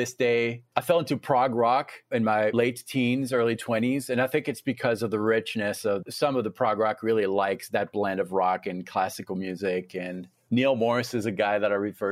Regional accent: France; also born or lived in Tennessee; now in Fort Collins, United States; I was born in France.

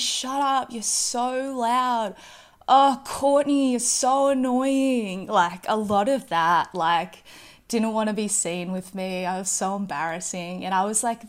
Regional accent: Mission Beach, Queensland, Australia; moved away; also born or lived in Ayr, Queensland; moved to a town called Misha Beach when I was four. And that's really where I spent like all of my childhood. And it's a place that I see as my hometown

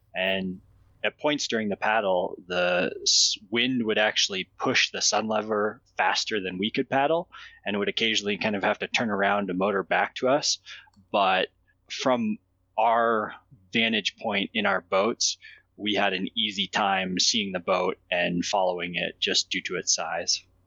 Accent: Jackson, Wyoming, United States; I grew up in Jackson canoeing and camping with my family

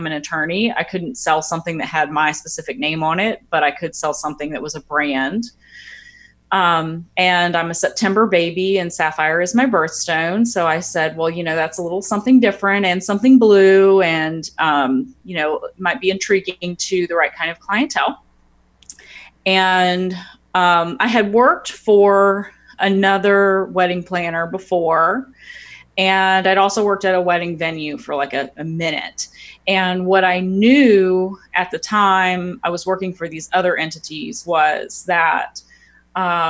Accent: Florida, United States; now in New Orleans, United States; I'm not from New Orleans originally. I'm from Florida.

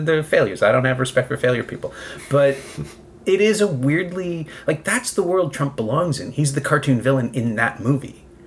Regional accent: Toronto, Ontario, Canada; I'm from Toronto

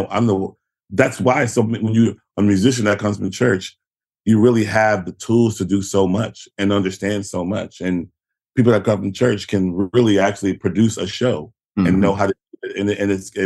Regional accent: Houston, Texas, United States; moved away as an adult; also born or lived in New York; I come from Houston

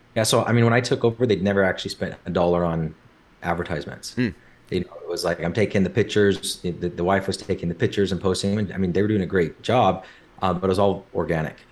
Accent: Orem, Utah, United States; grew up in Orem, Utah.

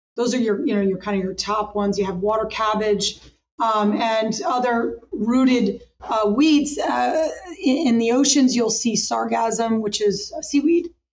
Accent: Hudson Valley, Catskill Mountains, New York, United States; I grew up in the Hudson Valley, which is the Catskill Mountains, the base of the Catskill Mountains in New York

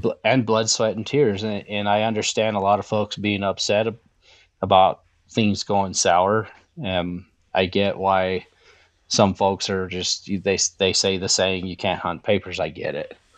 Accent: the West, United States; moved away; I'm from the West

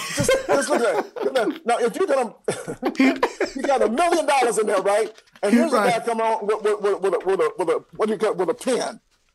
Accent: Atlanta, Georgia, United States; I'm born and raised in Atlanta.

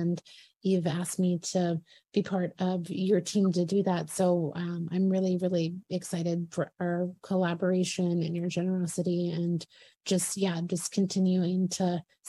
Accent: Virginia, United States; So Dr. Marie lives in Virginia, my home area, my home state.

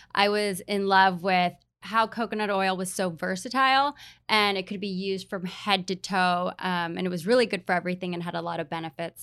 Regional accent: Hawaii, United States; also born or lived in New York; now in San Diego, United States; I grew up in Hawaii

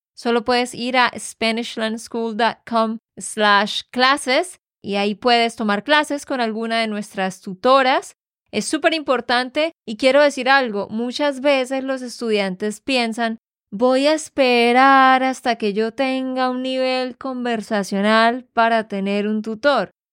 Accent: Santander, Colombia; de Santander, Colombia

